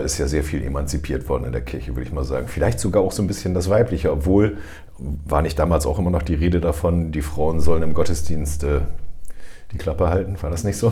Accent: Germany; bei uns in Deutschland

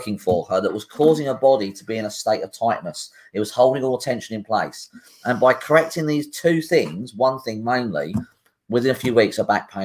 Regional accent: United Kingdom; as British people, it's also a British thing.

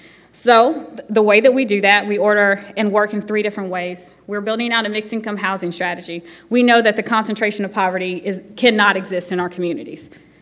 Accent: Birmingham, Alabama, United States; born there; I was born in Birmingham, but I wasn't raised in Woodlawn. You know, I'm a military kid. I lived all over the country

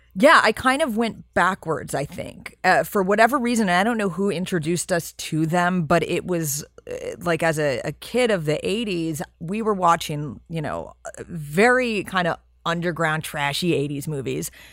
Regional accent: New York City, New York, United States; I grew up in New York and in Manhattan

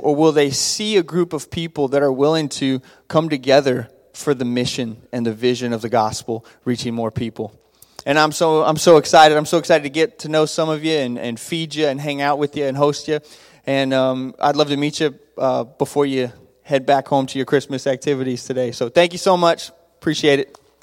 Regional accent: Abilene, Texas, United States; I grew up in Abilene, Texas

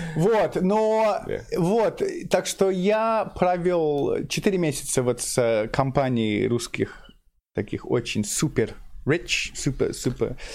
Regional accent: London, United Kingdom; Russian is a second language; moved away; Я, я местный из Лондона

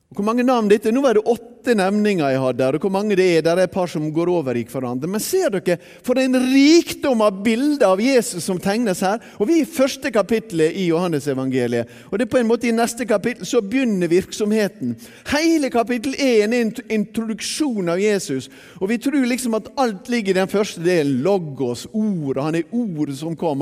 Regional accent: Bergen, Vestland, Norway; also born or lived in Sunnmøre; Da jeg vokste opp eh, her i Bergen på 1960-tallet

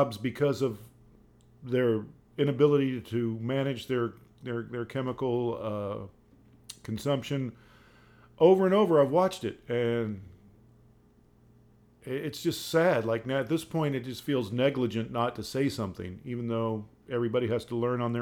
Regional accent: Dayton, Ohio, United States; I grew up in Dayton, Ohio

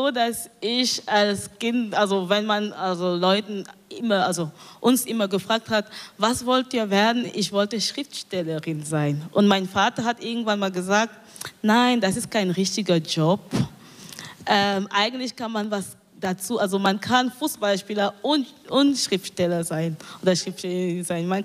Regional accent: Cameroon; weil in meiner Heimatstadt ähm, ein Radio, ein neu, ein, das erste Radio von der Stadt gebaut wurde. Das ist eine kleine Stadt in Kamerun, das heißt Idea.

